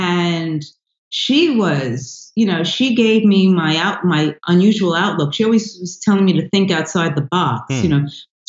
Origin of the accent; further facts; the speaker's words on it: Bronx, New York, United States; born there; oh, I was born in the Bronx, and then people go, where?